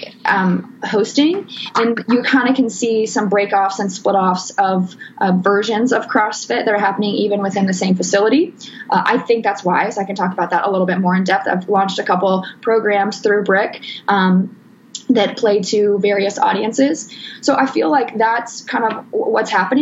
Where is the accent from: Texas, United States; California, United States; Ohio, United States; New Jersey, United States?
Texas, United States; moved away; I grew up in Texas, and I've been back home.